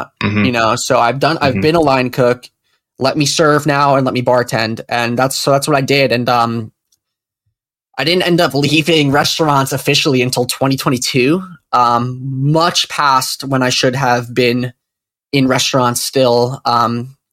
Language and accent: English; Cedar Grove, New Jersey, United States; I'm from Cedar Grove, so everyone's Italian, myself included